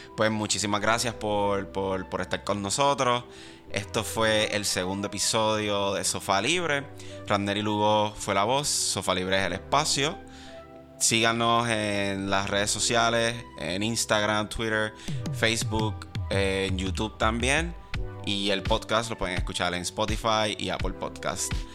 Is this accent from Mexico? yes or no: no; Puerto Rico; soy una minoría en mi propio país